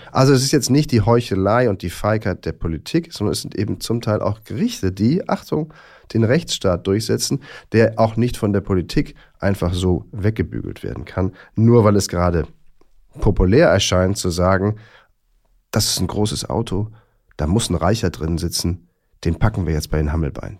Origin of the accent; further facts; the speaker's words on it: Rhineland, Germany; moved away as an adult; also born or lived in Bonn / Bad Godesberg; Ich bin ja immerhin im Rheinland geboren und habe da also die ersten na, 18, 20, ein bisschen mehr noch Jahre gelebt